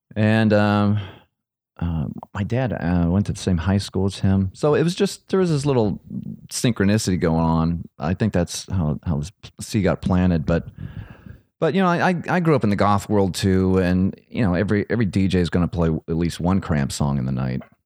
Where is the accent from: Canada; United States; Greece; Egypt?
United States; Akron, Ohio; I'm from Akron. And so is Lux, Akron, Ohio.